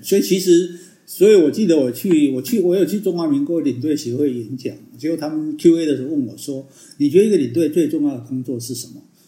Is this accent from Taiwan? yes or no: yes; Taiwan; 我们台湾的大家的游客